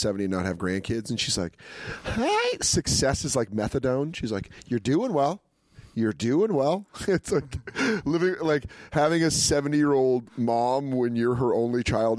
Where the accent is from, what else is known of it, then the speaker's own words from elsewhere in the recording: Aurora, Colorado, United States; now in New York, United States; I remember growing up in Colorado